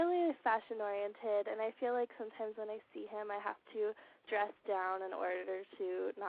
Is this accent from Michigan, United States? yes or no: no; San Francisco, California, United States; I'm 20, and I'm from San Francisco.